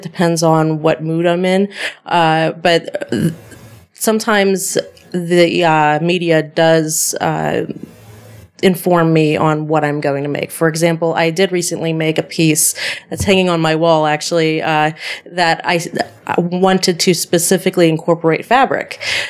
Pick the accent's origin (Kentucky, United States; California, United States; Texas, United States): California, United States; Sacramento; born there; my biological mother were both in the Air Force. So my older sister was born in Denver, Colorado, and I was born in Sacramento, California, on Air Force bases.